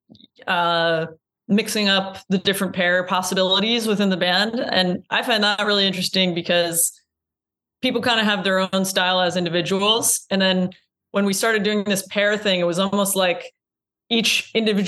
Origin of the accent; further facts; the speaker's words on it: Iowa, United States; now in Brooklyn, United States; I'm from Iowa